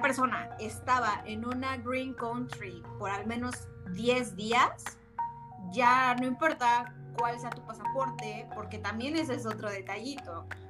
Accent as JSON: {"language": "Spanish", "country": "Mexico", "moved": "yes", "lives_now": "Austria", "said": "nuestras experiencias como mexicanos que somos viviendo del otro lado del Atlántico"}